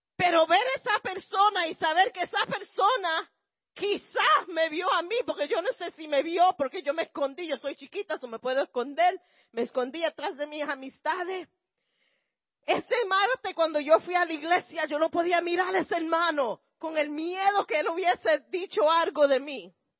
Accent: Puerto Rico; como los, puertorriqueños

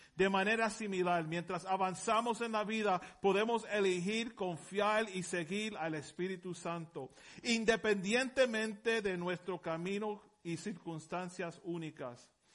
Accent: Puerto Rico; Yo vengo de Puerto Rico, no puedo hablar español

